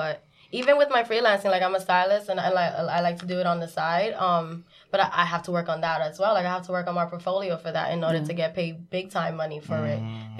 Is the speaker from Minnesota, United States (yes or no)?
no; New York City, New York, United States; I grew up in Marcy Projects.